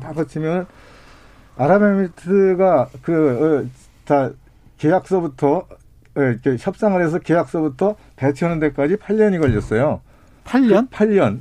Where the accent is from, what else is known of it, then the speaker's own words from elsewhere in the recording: Gyeonggi Province, South Korea; 제가 이제 전방에서 태어나서 전방에서 살고 있어요.